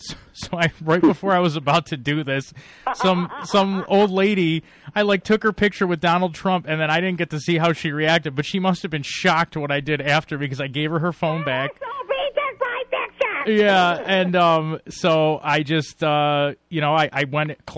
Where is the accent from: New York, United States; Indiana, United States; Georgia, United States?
New York, United States; Buffalo; I'm from Buffalo